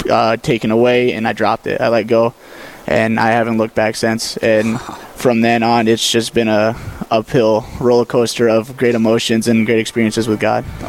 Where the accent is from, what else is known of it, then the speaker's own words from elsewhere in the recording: Malta, Montana, United States; moved away; I'm from Malta, Montana, uh, about northeastern side of the state